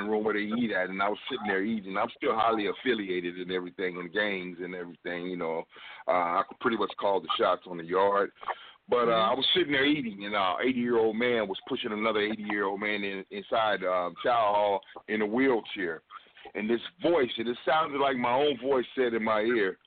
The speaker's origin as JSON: {"language": "English", "town": "Los Angeles", "region": "California", "country": "United States", "tie": "born or raised there", "moved": "as an adult", "lives_now": "Dallas, United States", "said": "I'm a man from South Central Los Angeles"}